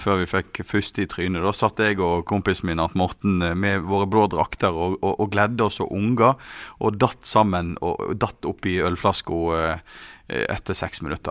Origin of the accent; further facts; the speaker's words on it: Voss, Vestland, Norway; Jeg er jo vossing